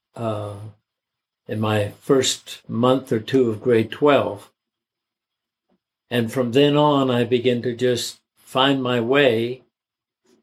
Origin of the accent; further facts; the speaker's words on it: Canada; I was born in Canada, so I'm a Canadian